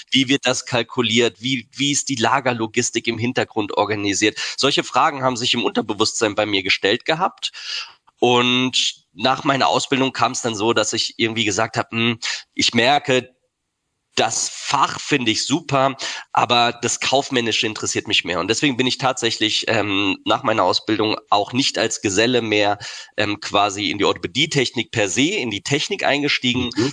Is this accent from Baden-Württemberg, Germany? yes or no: yes; Heidelberg, Baden-Württemberg, Germany; Ich bin in Heidelberg geboren und wohne auch